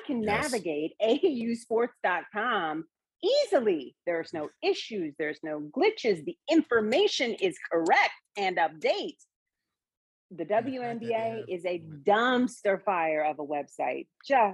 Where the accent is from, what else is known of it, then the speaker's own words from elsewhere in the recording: Seattle, Washington, United States; I'm from the Seattle area